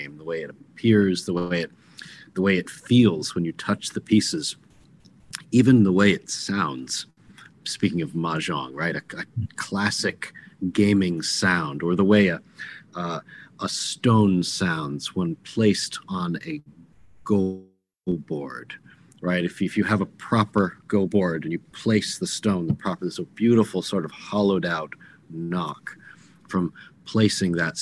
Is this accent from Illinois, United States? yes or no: no; California, United States; also born or lived in Connecticut / New Hampshire / Wyoming; now in Virginia, United States; I was born in Connecticut, raised California, came back east for school, and then for my career, I came down to Virginia, and I now live between Virginia and Wyoming.